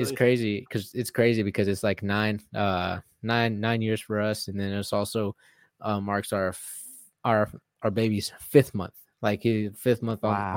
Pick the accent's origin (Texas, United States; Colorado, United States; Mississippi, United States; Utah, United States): Texas, United States; Houston; finally getting to fight in my home state. It's not Houston, but you know, something close